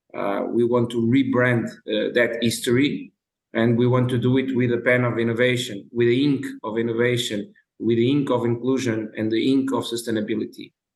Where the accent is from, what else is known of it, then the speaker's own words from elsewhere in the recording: Cape Verde; we are from Cabo Verde, a small nation in West Africa